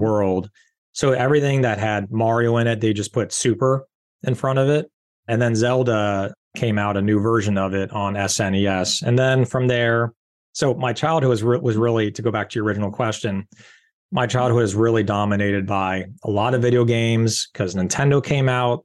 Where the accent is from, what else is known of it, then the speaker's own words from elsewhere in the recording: Rancho Palos Verdes, California, United States; I grew up in Rancho Palos Verdes, California